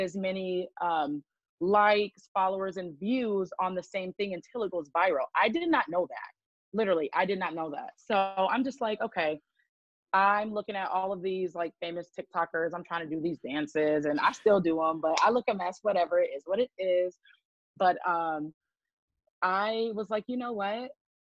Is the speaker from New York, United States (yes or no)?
no; Grand Rapids, Michigan, United States; from Grand Rapids, Raggedy, Michigan.